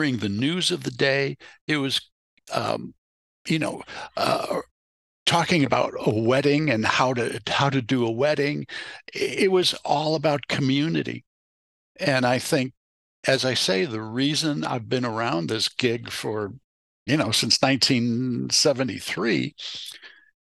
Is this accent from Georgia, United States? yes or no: no; Chicago, Illinois, United States; moved away as an adult; also born or lived in Berkeley, California / Santa Rosa, California; Growing up in Chicago